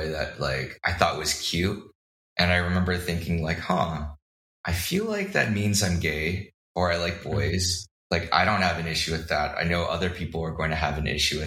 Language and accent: English; Bay Area, East Bay, California, United States; I grew up in the Bay Area and the Deep East Bay